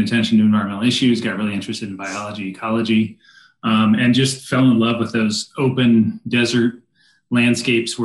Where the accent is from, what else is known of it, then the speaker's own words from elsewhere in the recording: San Diego, California, United States; moved away as an adult; also born or lived in Arizona; now in Central Oregon, United States; I grew up down in San Diego